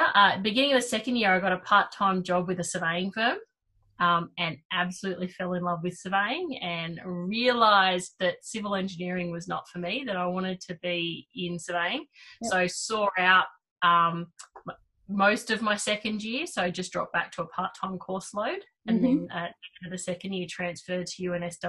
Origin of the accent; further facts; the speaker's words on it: New South Wales, Australia; So Wollondilly Shire, and still live there. So southwest Sydney, not quite the Southern Highlands, not quite Sydney, not quite Wollongong. Nice little nestled spot in between all of them.